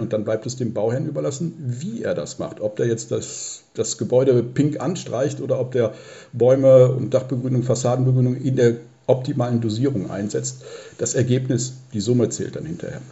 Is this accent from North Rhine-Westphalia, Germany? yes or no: yes; Neuss, North Rhine-Westphalia, Germany; ich komme aus Neuss